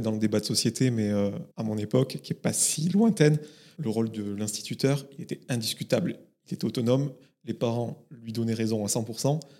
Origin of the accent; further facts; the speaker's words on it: Aude, Occitania, France; le département de l'Aude dont je suis originaire